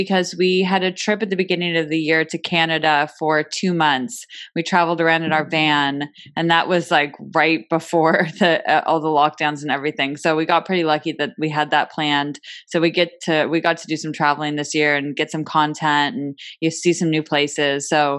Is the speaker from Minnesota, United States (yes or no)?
no; Bay Area, California, United States; I grew up in the Bay Area and we've spent a lot of time in the San Francisco area and now we are living in the city.